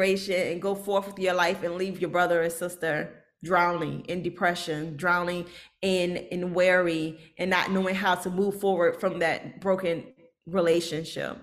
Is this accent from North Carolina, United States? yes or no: no; Norfolk, Virginia, United States; I'm from Norfolk, so we have a really high military population